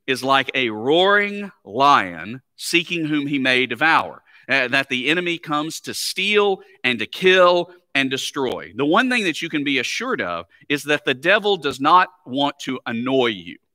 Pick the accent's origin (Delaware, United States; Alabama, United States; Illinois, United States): Alabama, United States; moved away; having grown up, uh, in Alabama